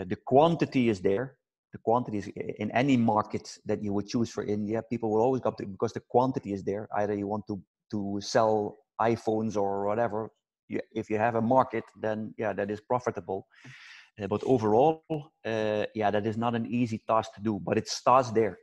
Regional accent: Netherlands; I'm from Holland

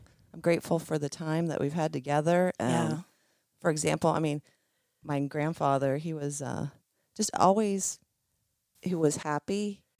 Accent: Millersburg, Ohio, United States; after I was born in Millersburg, Ohio.

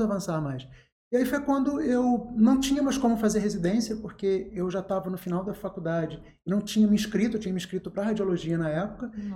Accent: Angra dos Reis, Rio de Janeiro, Brazil; moved away as an adult; also born or lived in São Lourenço, Minas Gerais / Valença / Niterói; now in Volta Redonda, Brazil; nasci em São Lourenço, que é uma cidade pequena, cresci em Angra, que é uma cidade pequena, de médio porte

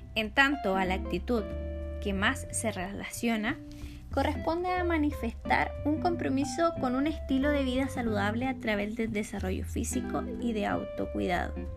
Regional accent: Coquimbo, Chile; soy de la cuarta región de Coquimbo

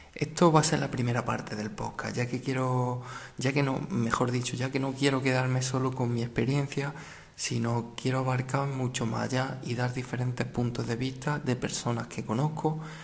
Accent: a village in the province of Jaén, Andalusia, Spain; moved away as an adult; also born or lived in Beas de Segura; un pueblo de mi misma provincia

